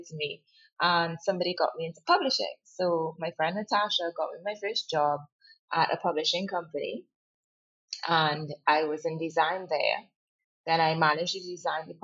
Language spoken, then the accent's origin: English; Trinidad & Tobago; We grew up in East Trinidad before moving back to the West, where the rest of my family is.